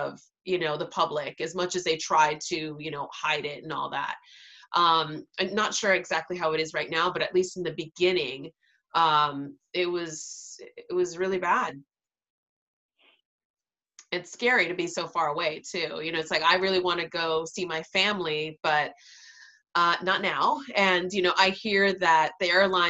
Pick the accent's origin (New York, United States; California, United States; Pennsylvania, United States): New York, United States; New York City; moved away; I'm from Queens and my hospital growing up was Elmhurst Hospital.